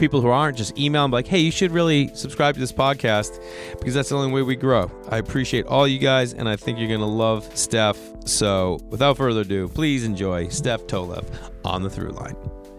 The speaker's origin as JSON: {"language": "English", "town": "Stoneham", "region": "Massachusetts", "country": "United States", "said": "I'm like, oh, Boston. I'm like, where? I'm like, oh, Stoneham."}